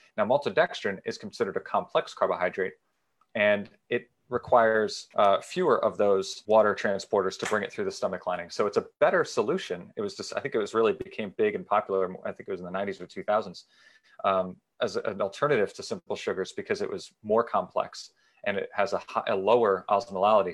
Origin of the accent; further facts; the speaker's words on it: Danbury, Connecticut, United States; now in Summit, United States; I'm originally from Danbury, Connecticut. I now live in Summit, New Jersey